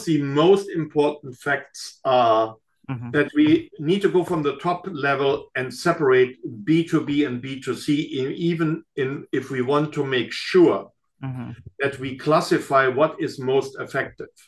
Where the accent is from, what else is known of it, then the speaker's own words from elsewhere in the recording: Germany; now in United States; coming from Germany